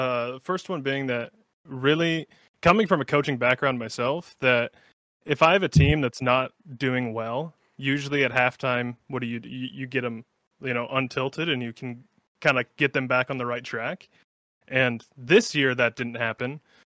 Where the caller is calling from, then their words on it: Sioux City, Iowa, United States; Well, Sioux City, Iowa. It's a small town on the western side, anyway.